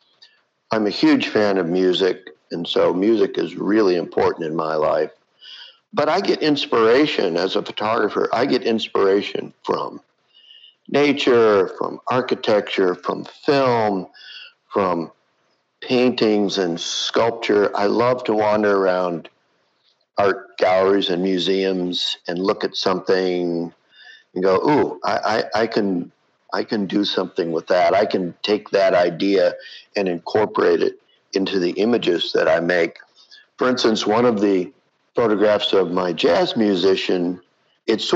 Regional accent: Flint, Michigan, United States; moved away; my hometown of Flint, Michigan

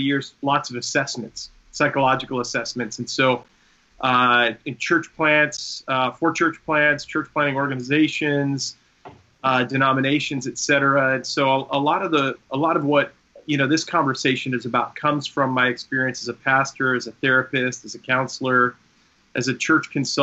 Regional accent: Long Island, New York, United States; I grew up on Long Island

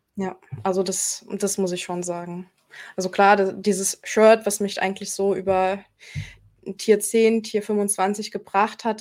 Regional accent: Germany; hier bei uns in Deutschland

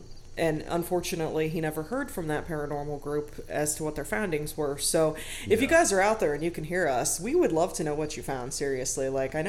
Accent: Wadsworth, United States; giving profits over to the Wadsworth Area Historical Society to help keep my hometown a beautiful place.

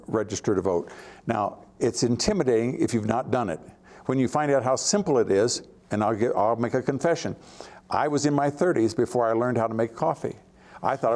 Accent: Hillsboro, Ohio, United States; my hometown there, Hillsboro, Ohio

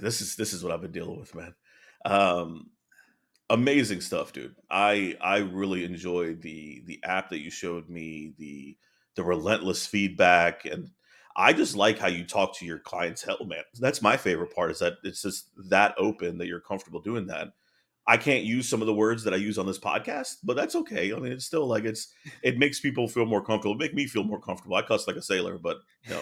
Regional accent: East Coast, United States; moved away as an adult; also born or lived in North Carolina / Virginia; now in Frisco, United States; I'm from the East Coast

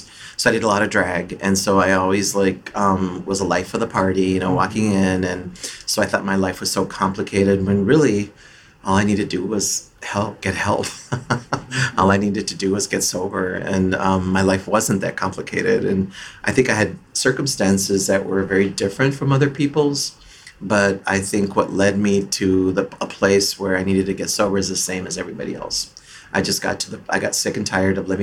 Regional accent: Twin Cities, Minnesota, United States; I'm from the Twin Cities area

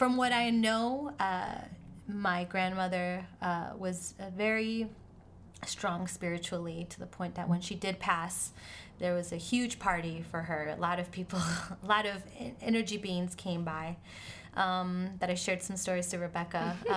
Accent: Miami, Florida, United States; also born or lived in Argentina; now in New York, United States; I was born in Argentina, raised in Miami

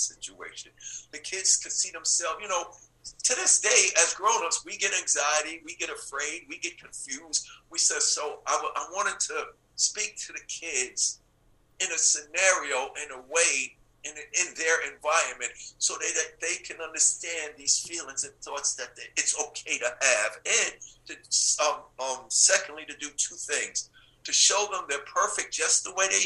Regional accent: New York City, New York, United States; I grew up in Hollis, Queens, New York

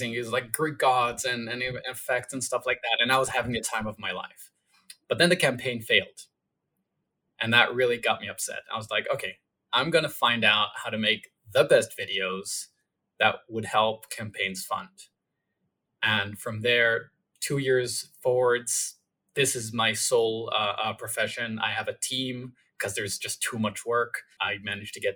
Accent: Israel; I was born in Israel.

